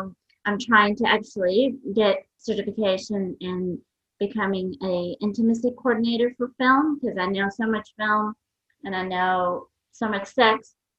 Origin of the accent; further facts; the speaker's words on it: New York, United States; English is a second language; also born or lived in Iran; So I was born in Iran. We left Iran in 1979, moved to New York. For me, it was quite traumatic because I didn't know English.